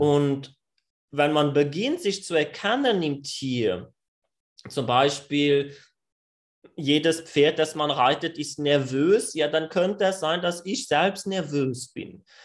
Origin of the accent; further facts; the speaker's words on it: France; German is a second language; ich bin Franzose, ich glaube, das wird sich noch raushören während dem Podcast